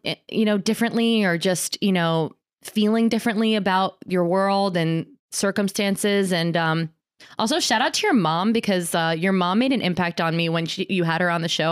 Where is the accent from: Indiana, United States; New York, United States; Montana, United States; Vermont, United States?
New York, United States; Ulster County, upstate; I grew up in Ulster County